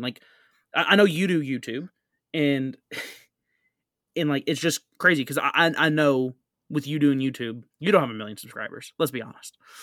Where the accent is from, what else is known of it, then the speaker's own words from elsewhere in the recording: United States; I'm from America